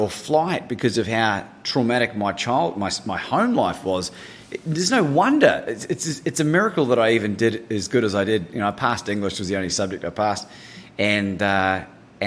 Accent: New Zealand; moved away as an adult; also born or lived in Christchurch, New Zealand / Bangkok, Thailand / Melbourne, Australia / United Kingdom; Growing up in New Zealand

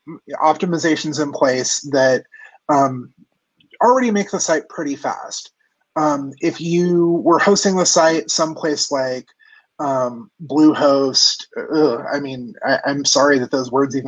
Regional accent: California, United States; grew up in Orange County, and around the time of people tuning their Honda Civics

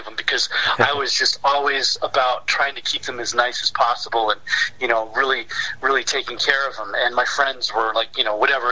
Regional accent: Torrance, California, United States; I grew up in this area, yeah. in the Torrance area

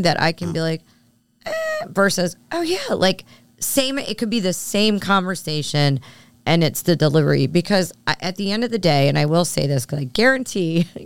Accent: Philadelphia, Pennsylvania, United States; I grew up in Philly and moved away for a bit and came back, but I grew up with it

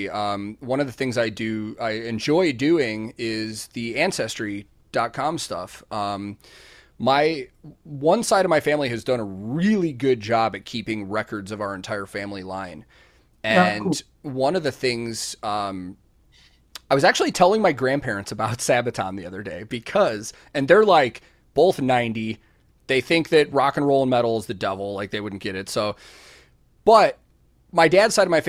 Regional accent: United States; being American

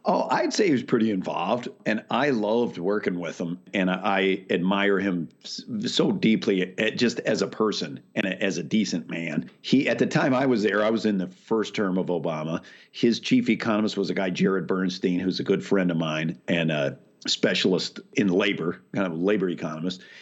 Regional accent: Whittier, California, United States; also born or lived in Waco, Texas / Chicago; I mostly grew up out in Whittier, outside of L

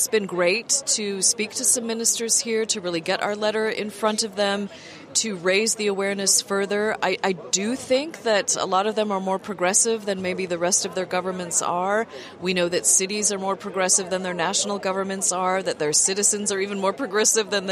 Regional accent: United States; moved away as an adult; also born or lived in Germany / Belgium / United Kingdom; now in Brussels, Belgium; I'm American originally, but I have lived for over 30 years in Europe

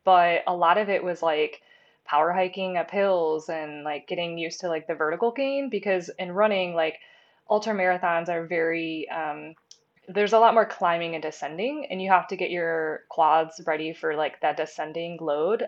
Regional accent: Lapeer, Michigan, United States; also born or lived in Big Rapids, Michigan; now in Grand Rapids, United States; I grew up in kind of a smaller town called Lapeer. It's in Michigan, kind of in the Thumb area

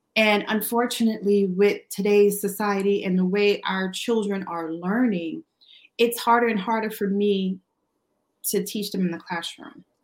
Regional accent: New York City, New York, United States; moved away; I'm originally from Brooklyn

